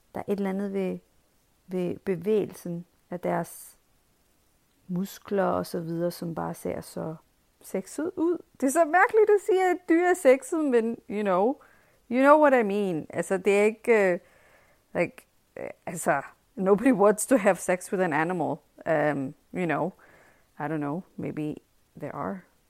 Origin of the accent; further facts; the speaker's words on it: Pakistan; now in Denmark; i min skoletid, da jeg gik i skole i Pakistan